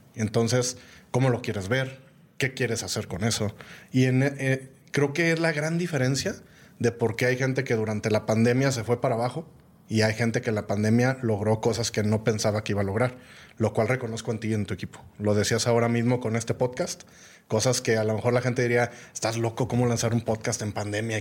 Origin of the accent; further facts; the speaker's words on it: Guadalajara, Jalisco, Mexico; moved away as an adult; also born or lived in Mexico City / Mali / Burkina Faso / Senegal; yo ya estaba viviendo en Ciudad de México, soy de Guadalajara, me encanta Guadalajara